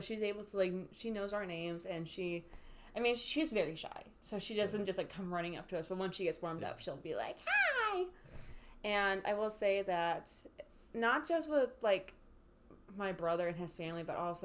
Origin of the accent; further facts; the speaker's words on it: Ireland; we're Irish